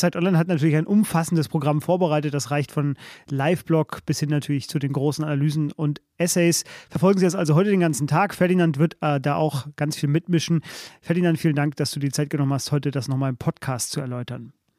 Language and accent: German; Bavaria, Germany; Ich komme eigentlich aus Bayern, war aber wegen der Familie häufig als Kind im Ruhrgebiet